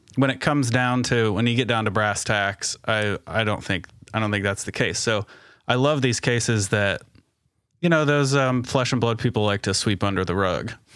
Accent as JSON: {"language": "English", "region": "Indiana", "country": "United States", "said": "I'm from Indiana"}